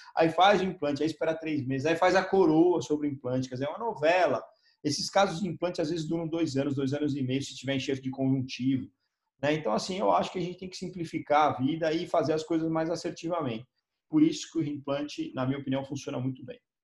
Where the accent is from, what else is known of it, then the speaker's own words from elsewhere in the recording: São Paulo, Brazil; eu sou de São Paulo